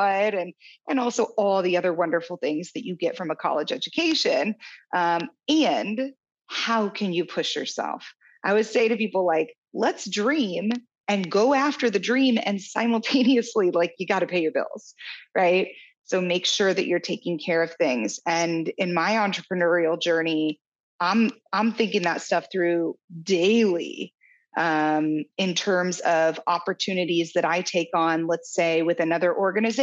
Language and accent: English; Kansas City, United States; moved away as an adult; also born or lived in San Diego; My husband and I moved from San Diego to my hometown of Kansas City a year and a half ago